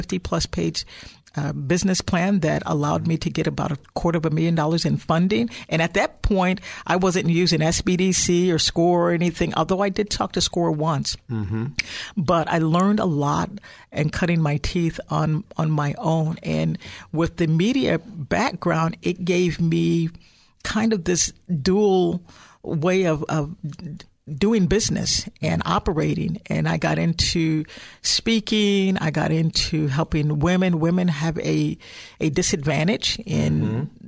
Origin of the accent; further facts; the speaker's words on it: Chicago, Illinois, United States; now in Silicon Valley, United States; I'm actually originally from Illinois, Chicagoland area